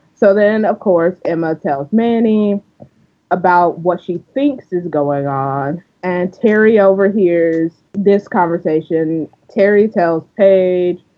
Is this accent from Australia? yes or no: no; Canada; we're Canadian